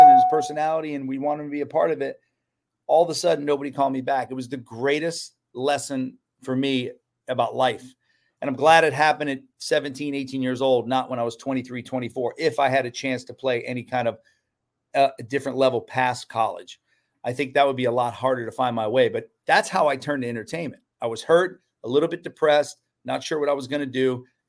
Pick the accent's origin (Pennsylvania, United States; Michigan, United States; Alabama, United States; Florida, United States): Florida, United States; Orlando; growing up in Orlando, I learned hospitality.